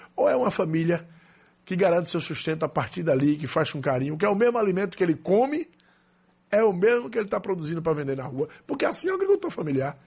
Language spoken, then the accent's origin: Portuguese; Serrinha, Brazil; eu nasci em Serrinha, no povoado de Serrinha